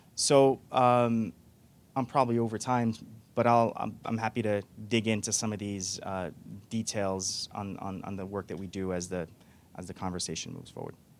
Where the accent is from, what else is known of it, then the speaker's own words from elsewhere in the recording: New York, United States; also born or lived in Morocco; I was born in Morocco. I came here as a kid, and I grew up undocumented. And uh, for a, you know a, quite a few years, for over a decade, my being undocumented. I grew up in New York